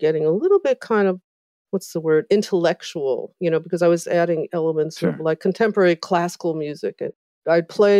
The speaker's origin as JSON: {"language": "English", "town": "South Orange", "region": "New Jersey", "country": "United States", "moved": "as an adult", "lives_now": "New York City, United States", "said": "I'm from New Jersey"}